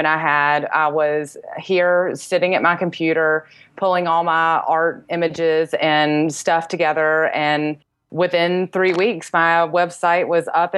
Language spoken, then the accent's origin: English; North Carolina, United States; moved away as an adult; now in Charleston, United States; I'm originally from North Carolina, moved to Charleston, South Carolina about 10 years ago